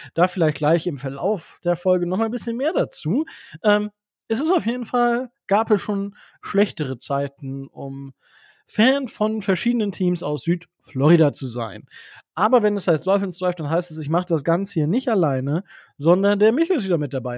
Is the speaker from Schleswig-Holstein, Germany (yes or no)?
no; Osnabrück, Lower Saxony, Germany; ich komme ja aus Osnabrück